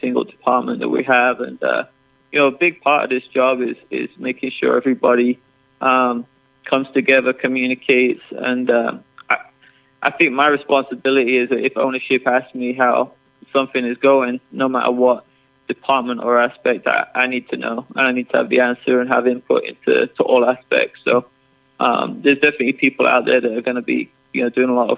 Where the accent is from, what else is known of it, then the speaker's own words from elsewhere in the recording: England, United Kingdom; moved away as an adult; also born or lived in Chicago; now in Texas, United States; I grew up in England, played football, soccer my whole life